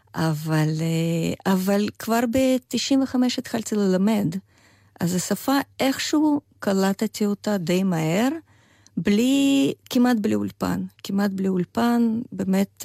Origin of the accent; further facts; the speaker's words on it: Vladimir, Vladimir Oblast, Russia; Hebrew is a second language; moved away as an adult; also born or lived in Chisinau, Moldova; now in Israel; אני באה מעיר אה, ולדימיר, שזאת בירת של אחת הממלכות המוקדמות אה, רוסיות